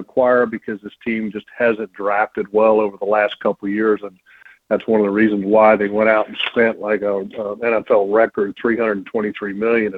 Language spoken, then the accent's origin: English; Sterling, Virginia, United States; I grew up in Sterling, Virginia